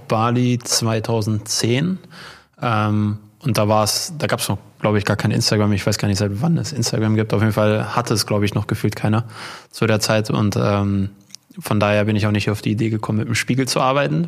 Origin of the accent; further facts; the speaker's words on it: Unna district, North Rhine-Westphalia, Germany; wir kommen ja hier aus, aus dem Kreis Unna und dann gibt's ja die Stadt Hamm direkt daneben